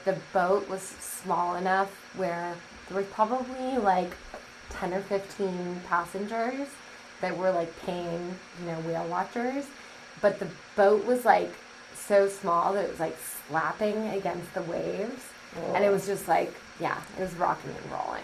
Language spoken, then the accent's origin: English; Sacramento, California, United States; I was born and raised in Sacramento, and I was raised in a neighborhood called River Park.